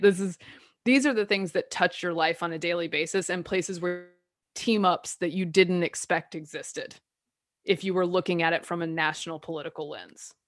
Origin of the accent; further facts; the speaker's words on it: the South, United States; I'm from the South